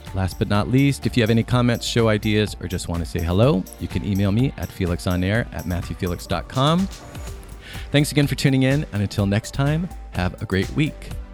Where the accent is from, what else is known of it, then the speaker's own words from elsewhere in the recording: Ohio, United States; when I was growing up in Ohio in the 80s and 90s